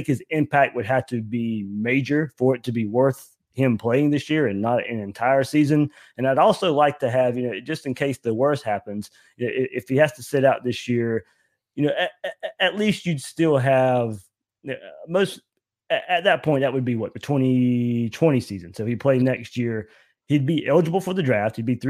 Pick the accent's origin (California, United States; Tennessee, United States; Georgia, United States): Georgia, United States; I grew up in Georgia.